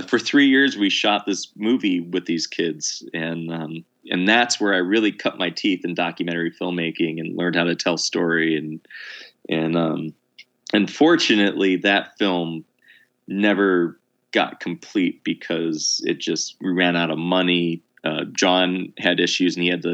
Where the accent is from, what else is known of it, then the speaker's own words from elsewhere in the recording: New York, United States; moved away; also born or lived in Vermont; I was living in Vermont at that point and I was from New York